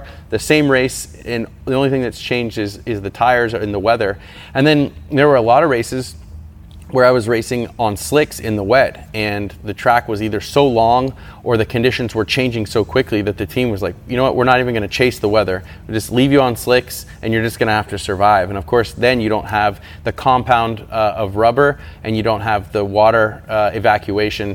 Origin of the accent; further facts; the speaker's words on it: United States; as an American